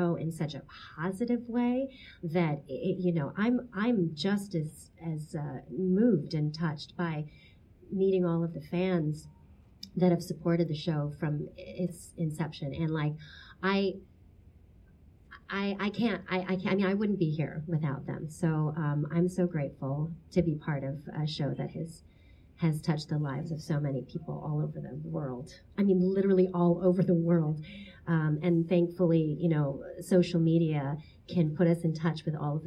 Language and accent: English; Portsmouth, Virginia, United States; I was born in Portsmouth, Virginia, but my parents are from the Philippines